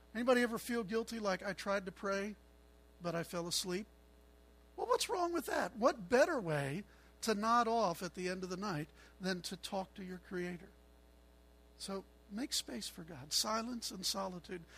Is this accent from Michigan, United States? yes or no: no; Chicago, Illinois, United States; I'm a Chicagoan, so I like cold weather